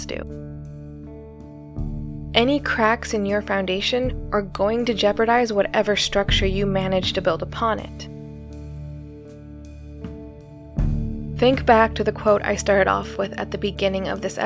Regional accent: Philippines; as a Filipino

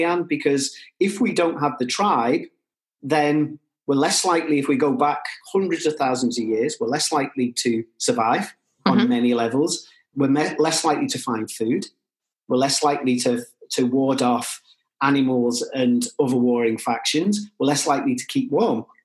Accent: Liverpool, North West England, United Kingdom; for me as a Scouser

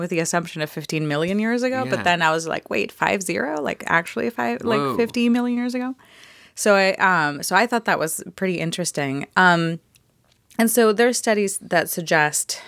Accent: Mexico; I'm from Mexico

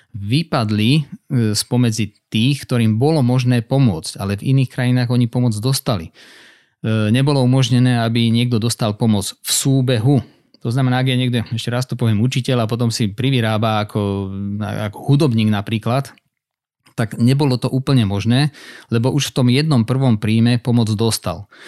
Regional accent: Slovakia; nikdy som neemigroval e, zo Slovenska napriek tomu, že mám pol rodiny vonku

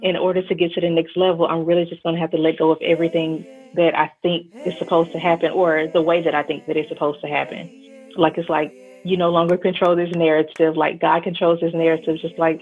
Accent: Memphis, Tennessee, United States; I'm originally from Memphis, Tennessee. I am based in Memphis now

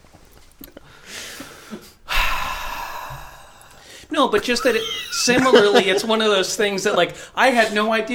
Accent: near Santa Rosa, California, United States; My hometown is not that far from Santa Rosa, California

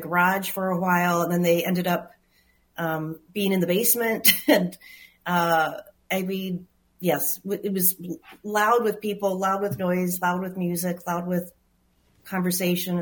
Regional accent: Minneapolis, Minnesota, United States; I grew up in South Minneapolis

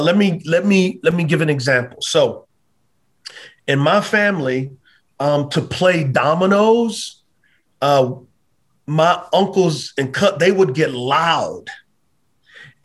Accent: Texas, United States; I grew up in Texas. Like, we celebrated Juneteenth.

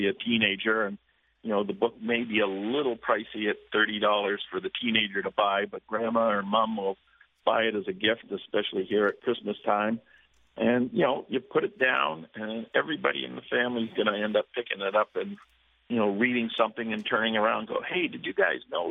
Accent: Toronto, Ontario, Canada; moved away as an adult; now in Florida, United States; I myself am from Toronto and mm-hmm. still a Canadian citizen. Educated at the University of Toronto, but I've been living in Florida now for 20 years

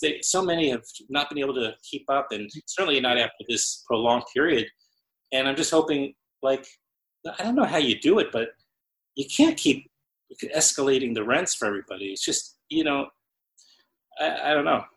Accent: New York City, New York, United States; also born or lived in Brooklyn; I was born in Queens

